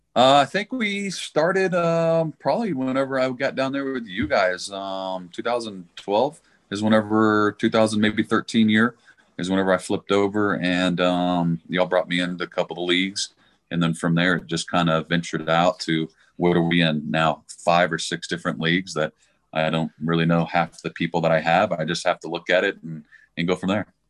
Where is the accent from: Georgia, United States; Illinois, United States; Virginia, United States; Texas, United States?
Texas, United States; Dallas; now in Colorado Springs, United States; I'm from Dallas, Texas.